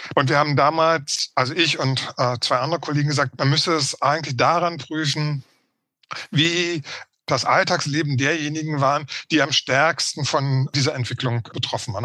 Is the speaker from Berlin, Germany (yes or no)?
yes; Berlin, Germany; Also ich wurde 1961 in der Ostberliner Charité geboren, als Sohn eines afrikanischen Studenten und einer Ostberliner Buchhändlerin. Ich bin in der DDR aufgewachsen